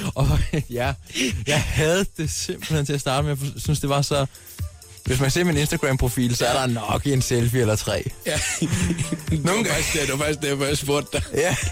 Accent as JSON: {"language": "Danish", "town": "Skaldendrup", "region": "Southern Denmark", "country": "Denmark", "tie": "born or raised there", "moved": "yes", "said": "Jeg er jo fra Skaldendrup."}